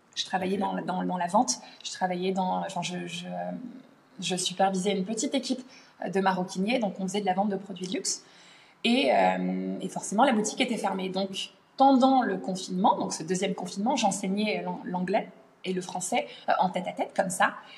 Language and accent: French; France; moved away as an adult; also born or lived in London, United Kingdom; now in Middle East; je suis née en France, j'ai grandi en France et euh, je me suis expatriée au Royaume-Uni à l'âge de 19 ans.